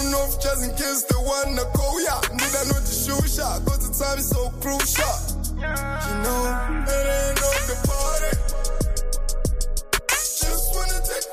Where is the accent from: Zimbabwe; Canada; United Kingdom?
Zimbabwe; Chitungwiza, Harare; I'm a rapper from Chitungwiza, Chitown, and I represent MEG, Masala Del Ghetto.